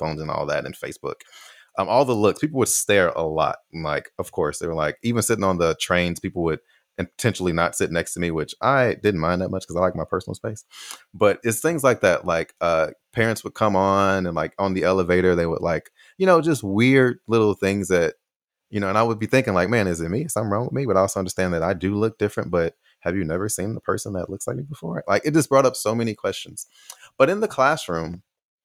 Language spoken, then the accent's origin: English; United States; moved away as an adult; also born or lived in Taiwan / Austin; Oh, America